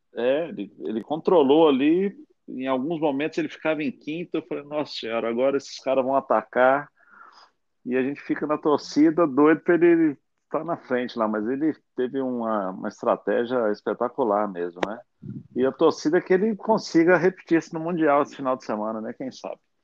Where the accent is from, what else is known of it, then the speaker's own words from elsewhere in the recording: Brazil; nós como brasileiros